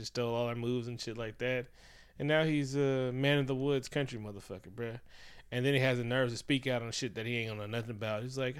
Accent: Oakland, California, United States; I'm from Oakland.

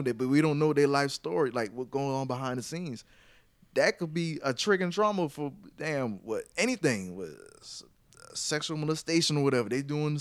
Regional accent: Mount Pleasant, South Carolina, United States; I rep Charleston, but I'm by the way, I'm from Mount Pleasant, but I just rep Charleston as a whole

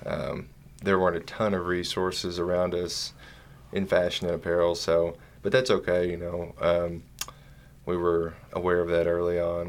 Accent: Eastern Kentucky, United States; we're from Eastern Kentucky

